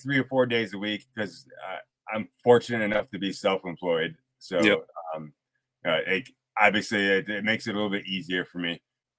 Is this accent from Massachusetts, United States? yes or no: yes; the Berkshires, Western Massachusetts, United States; I grew up out in Western Massachusetts, the Berkshires.